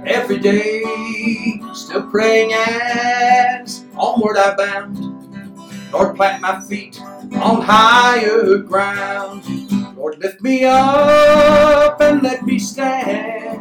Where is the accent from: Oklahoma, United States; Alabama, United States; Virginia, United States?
Alabama, United States; Sand Mountain; now in Memphis, United States; I'm from a little area called Sand Mountain, Alabama, and very isolated area.